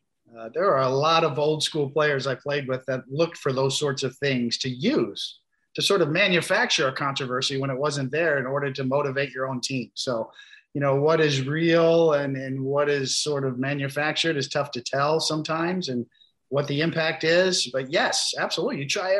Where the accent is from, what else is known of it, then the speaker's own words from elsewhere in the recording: Kansas City, Missouri, United States; I grew up in Kansas City.